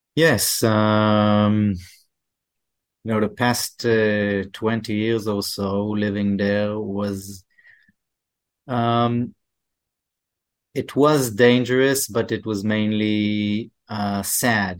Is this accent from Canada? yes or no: yes; Canada; we're Canadian